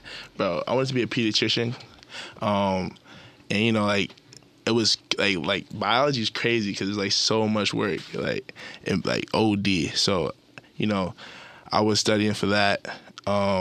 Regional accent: New York, United States; I'm from New York, Chelsea, Manhattan

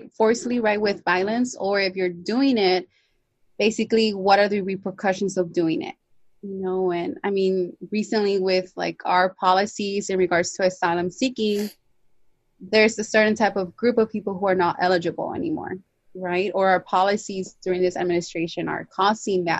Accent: Los Angeles, California, United States; also born or lived in Davis, California / Fresno, California; I grew up in California and I, you know

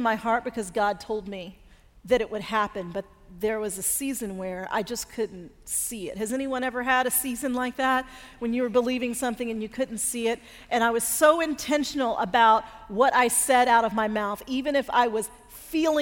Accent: Denver, Colorado, United States; now in Atlanta, United States; we grew up in Denver and both ended up living in Atlanta

